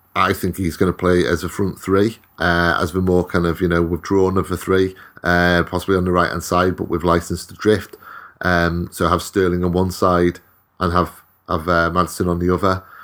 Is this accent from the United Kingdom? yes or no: yes; Wales, United Kingdom; I'm Welsh.